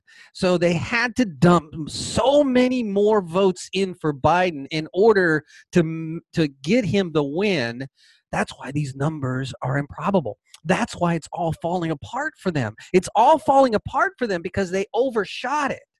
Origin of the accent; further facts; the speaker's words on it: Georgia, United States; my home state of Georgia